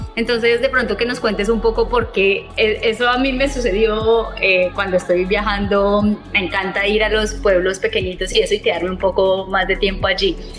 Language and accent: Spanish; Colombia; now in Italy; yo me encuentro en Italia, que soy colombiana